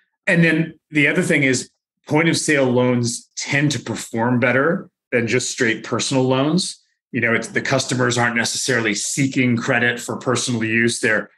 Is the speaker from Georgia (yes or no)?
no; Victoria, British Columbia, Canada; also born or lived in United States / United Kingdom; No, I'm from Victoria originally.